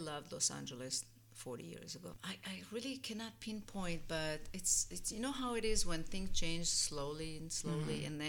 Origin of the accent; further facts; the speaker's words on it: Israel; moved away as an adult; now in United States; I'm from Israel. You know, now it's like, I'm Israeli.